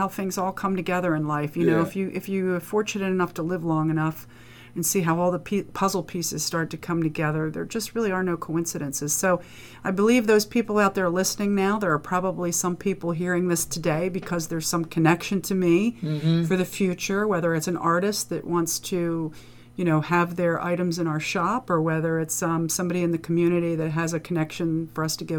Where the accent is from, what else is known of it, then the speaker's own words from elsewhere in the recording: Dundalk, Maryland, United States; also born or lived in Columbia, Maryland / Frederick, Maryland / Harford County, Maryland; I'm a Dundalk girl. I was born in Dundalk, and then I lived in Columbia, Maryland for middle, for elementary, Frederick, Maryland for middle, and back to Dundalk for high school.